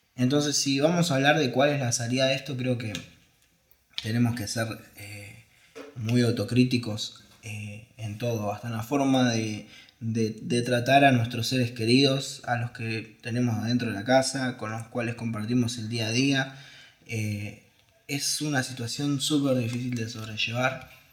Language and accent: Spanish; Argentina; como argentinos